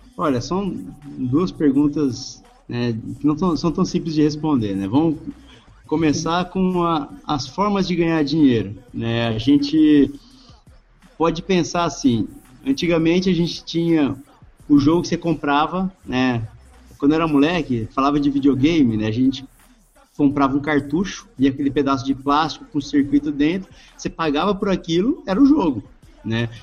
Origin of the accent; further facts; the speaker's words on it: Brazil; A gente, como brasileiro